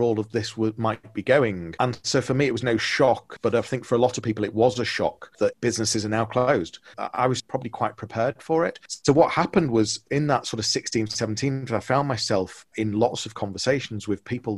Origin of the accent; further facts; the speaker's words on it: Liverpool, North West England, United Kingdom; moved away as an adult; now in Leeds, United Kingdom; I'm from Liverpool originally. So now in Leeds, I moved here when I was 18